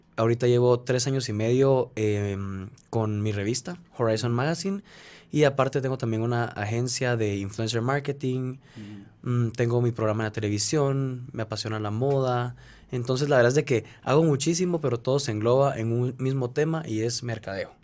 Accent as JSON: {"language": "Spanish", "country": "Guatemala", "said": "soy de Guatemala"}